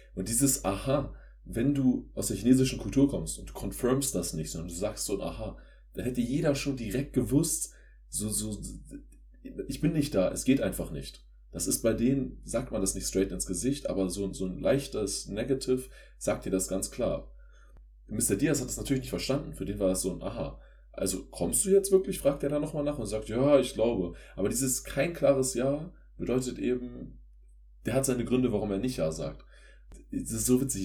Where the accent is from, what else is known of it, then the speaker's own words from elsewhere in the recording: Germany; als Deutscher